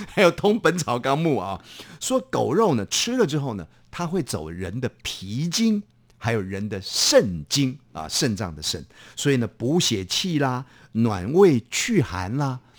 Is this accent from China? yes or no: no; Taiwan; 那我的父亲，我的母亲，他们都是呃，这个也是台湾的一个先辈哈